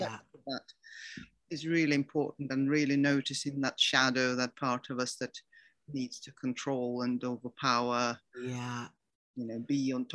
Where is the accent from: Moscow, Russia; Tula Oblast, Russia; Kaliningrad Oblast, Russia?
Moscow, Russia; Well, I thought I was living a very, very happy life in this wonderful Soviet state, which was so much better than anywhere else in the world.